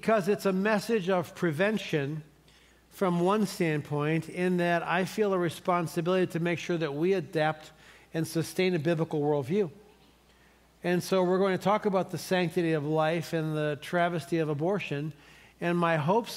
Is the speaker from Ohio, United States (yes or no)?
yes; Cleveland, Ohio, United States; moved away; I'm from Cleveland